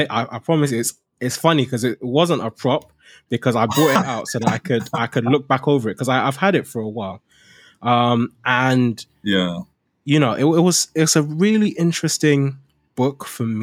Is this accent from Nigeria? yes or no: yes; Nigeria; now in United Kingdom; now that I've come to the UK, now it's like